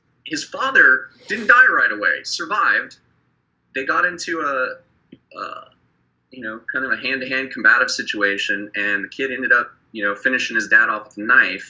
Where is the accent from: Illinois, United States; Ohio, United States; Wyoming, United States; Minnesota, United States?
Wyoming, United States; in my hometown where I grew up in Wyoming